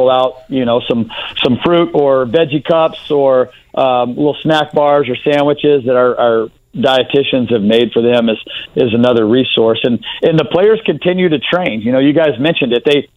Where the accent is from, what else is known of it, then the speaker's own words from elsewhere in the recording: Texas, United States; I'm from Texas, and we love our southern food down there